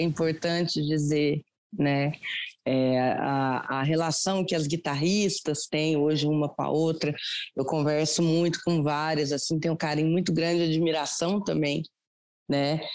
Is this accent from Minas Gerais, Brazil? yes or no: yes; Andradas, Minas Gerais, Brazil; moved away as an adult; now in Lavras, Brazil; Eu sou, eu moro em Lavras, Minas Gerais, hum. mas eu sou de Andradas, que é divisa com o estado de São Paulo.